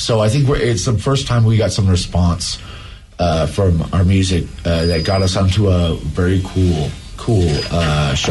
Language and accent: English; Alaska, United States; now in Seattle, United States; We are both from Alaska.